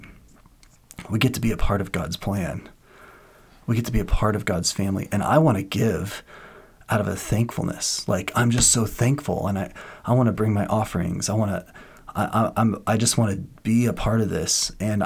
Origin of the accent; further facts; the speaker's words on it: Washington, United States; I'm from Washington, and in Washington, like, people are crazy fanatic Seahawk fans